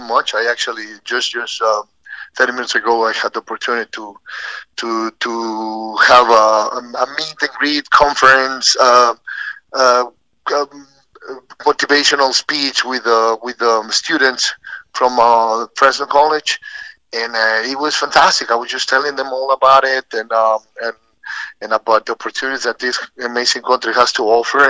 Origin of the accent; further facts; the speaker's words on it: Mexico City, Mexico; moved away as an adult; also born or lived in San Luis Potosí, Mexico / Laguna Niguel, California; now in United States; I was born in San Luis Potosí, Mexico, but we, my family, moved to Mexico City when I was seven years old